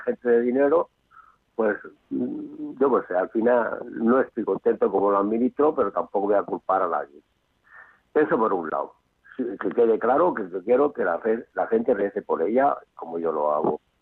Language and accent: Spanish; Region of Murcia, Spain; soy vecino casi, soy de Murcia